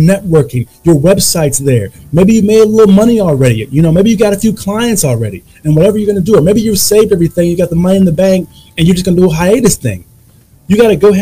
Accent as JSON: {"language": "English", "country": "United States", "moved": "yes"}